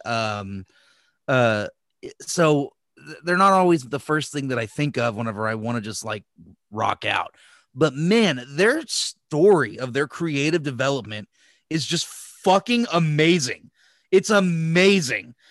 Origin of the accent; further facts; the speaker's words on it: United States; as an American